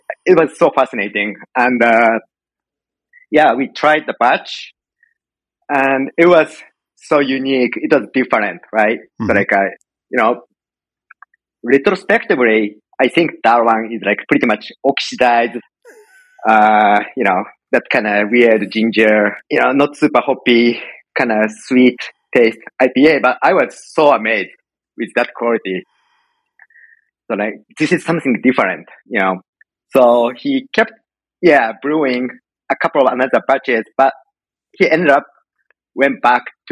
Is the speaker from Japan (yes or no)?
yes; Japan; moved away as an adult; now in United States; I'm Japanese. I was born in Japan, grew up in Japan, and came to U.S. 10, almost 11 years ago